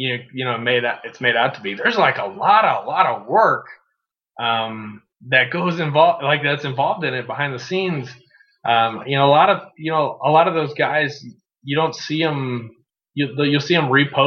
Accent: St. Louis, Missouri, United States; also born or lived in Southern Illinois; I grew up a proud St. Louis citizen

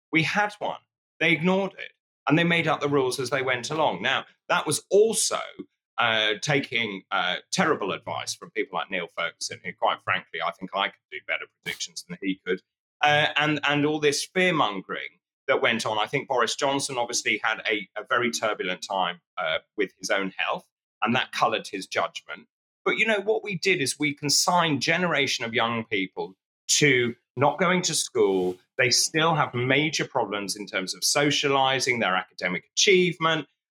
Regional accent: Suffolk, East of England, United Kingdom; I grew up in Suffolk near Sizewell.

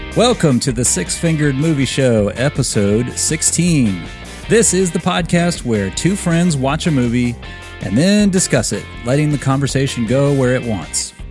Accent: Baton Rouge, Louisiana, United States; our, uh, very old friend, Clint Grimion, who, uh, we grew up with in Baton Rouge.

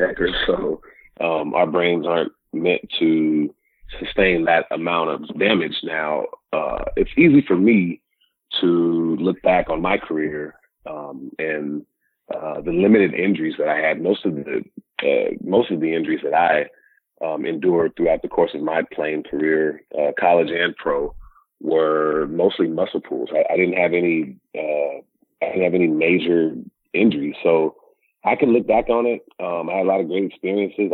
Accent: Sacramento, California, United States; growing up in Sacramento

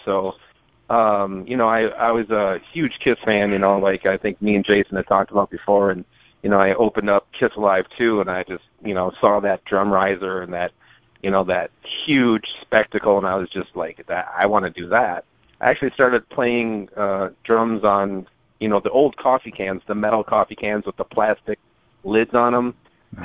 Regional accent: Minnesota, United States; I'm from Minnesota

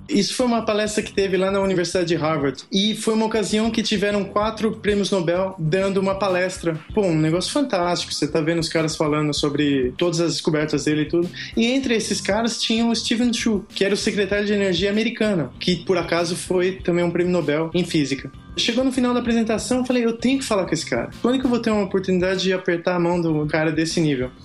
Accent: Brazil; moved away as an adult; also born or lived in France / United States; eu sou brasileiro

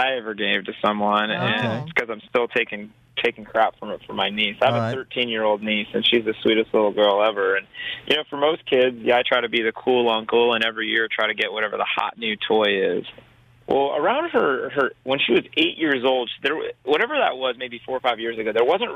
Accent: outside Los Angeles, California, United States; I grew up in a little bit outside of Los Angeles, California.

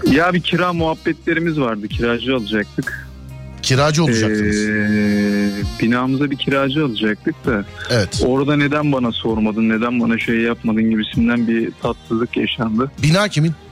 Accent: Istanbul, Turkey; İstanbul Başakşehir.

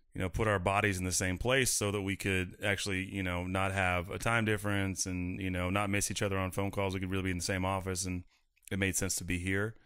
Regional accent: Chico, California, United States; moved away as an adult; now in Nashville, United States; I'm from Northern California originally

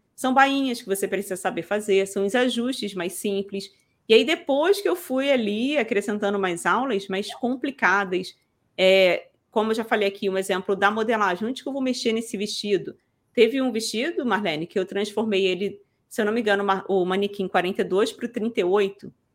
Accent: Rio de Janeiro, Brazil; Eu sou do Rio, gente, da capital

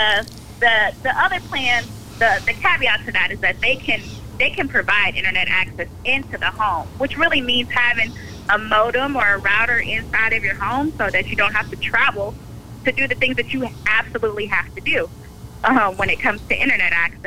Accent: Dallas, Texas, United States; I was born and raised here in Dallas

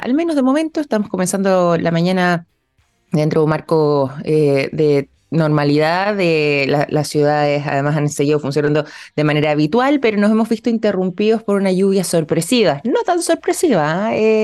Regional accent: Chile; como chilenos

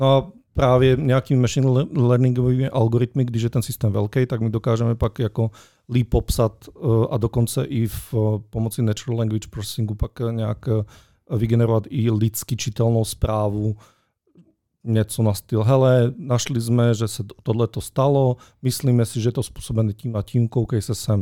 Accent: Slovakia; Czech is a second language; já jsem totiž Slovák

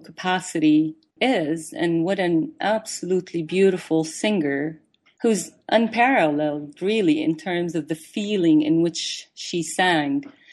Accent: Syria; now in Austin, United States; my growing up years in Syria

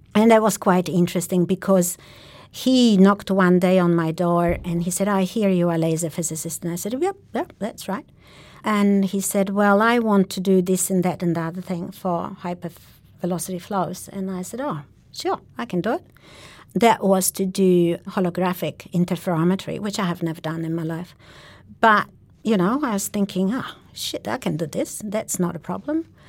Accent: Sweden; moved away as an adult; also born or lived in Poland; now in Australia; I am a Polish born Jew of Jewish origin, and I spent my very young years in Poland. Then I moved as a political refugee to Sweden

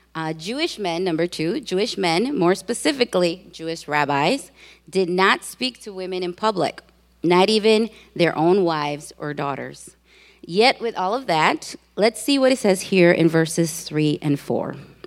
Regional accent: Puerto Rico; now in Chicago, United States; for those of you who know Spanish. I am originally from Puerto Rico, that beautiful island. I have been living in Chicago for most of my life.

